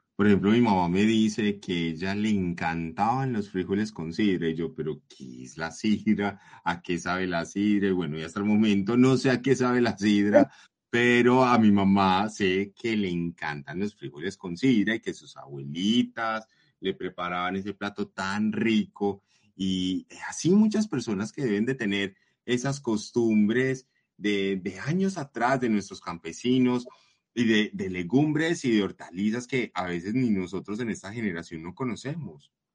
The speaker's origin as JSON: {"language": "Spanish", "area": "Paisa", "region": "Antioquia", "country": "Colombia", "said": "esas raíces que nos han formado como paisas, como, como, como comunidad, como colombianos"}